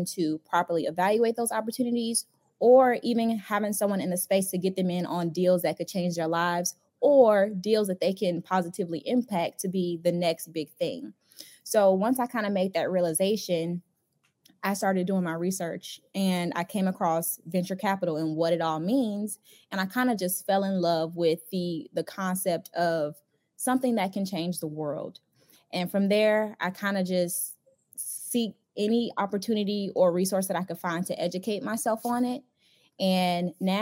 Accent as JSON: {"language": "English", "town": "Chicago", "region": "Illinois", "country": "United States", "tie": "born or raised there", "moved": "as an adult", "lives_now": "Atlanta, United States", "said": "I'm originally from Chicago, born and raised. I transplanted to Atlanta to attend Spelman College"}